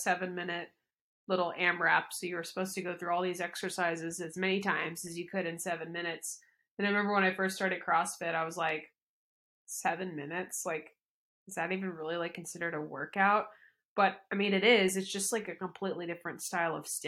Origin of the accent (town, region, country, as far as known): Louisville, Kentucky, United States; born or raised there